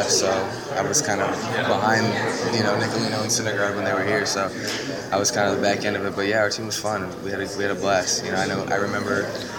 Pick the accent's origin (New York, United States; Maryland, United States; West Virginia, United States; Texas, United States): West Virginia, United States; Bluefield; You know, I came from Bluefield, West Virginia